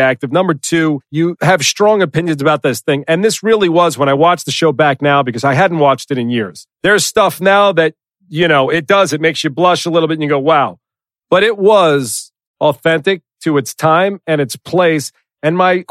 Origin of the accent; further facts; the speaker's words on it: Long Island, New York, United States; also born or lived in Brooklyn; I was born in Brooklyn and then raised on Long Island.